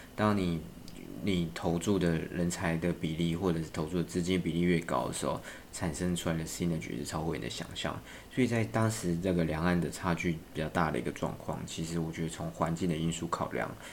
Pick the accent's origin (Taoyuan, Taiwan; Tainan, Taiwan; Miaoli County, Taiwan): Miaoli County, Taiwan; Miaoli; moved away as an adult; also born or lived in Beijing / Thailand; 我也是土生土长的台湾苗栗人。那我曾经待过这个台湾、北京，呃，跟这个泰国这个三个地方